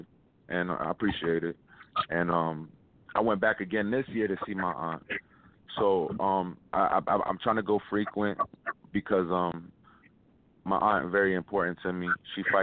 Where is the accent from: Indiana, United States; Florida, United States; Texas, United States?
Florida, United States; Miami; also born or lived in Brooklyn, New York; I was born in Brooklyn, raised in Miami, Alapata